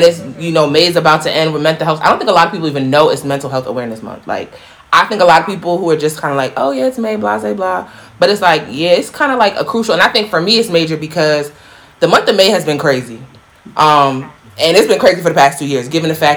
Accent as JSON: {"language": "English", "country": "United States", "tie": "born or raised there", "said": "growing up in Black America"}